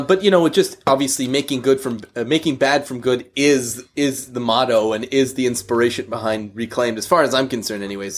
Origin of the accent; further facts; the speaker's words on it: Canada; we're, uh, we're both Canadian